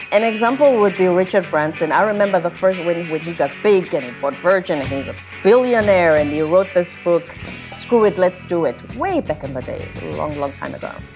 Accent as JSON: {"language": "English", "country": "South Africa", "tie": "born or raised there", "also_born_or_lived": "South Korea", "moved": "as an adult", "said": "I'm from the Zulu tribe in South Africa. I grew up in this system called apartheid"}